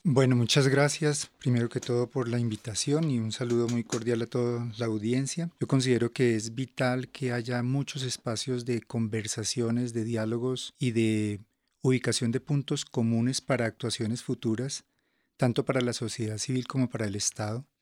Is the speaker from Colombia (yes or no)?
yes; Colombia; nosotros como colombianos y colombianas